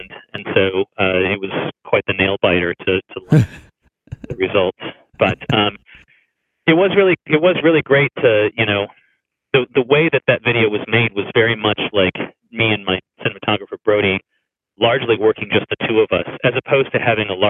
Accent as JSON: {"language": "English", "town": "Tucson", "region": "Arizona", "country": "United States", "moved": "as an adult", "lives_now": "Los Angeles, United States", "said": "I'm from Tucson, Arizona. That's kind of where I'm from, and I was still there then"}